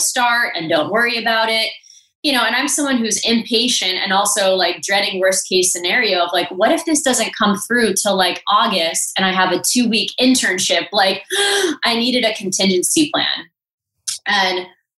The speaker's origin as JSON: {"language": "English", "region": "South Florida", "country": "United States", "tie": "born or raised there", "also_born_or_lived": "San Francisco", "moved": "as an adult", "said": "South Florida, which is where I grew up"}